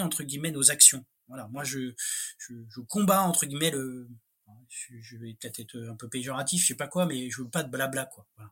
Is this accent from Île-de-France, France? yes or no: yes; Paris, Île-de-France, France; J'ai rien contre les Parisiens, hein, j'en suis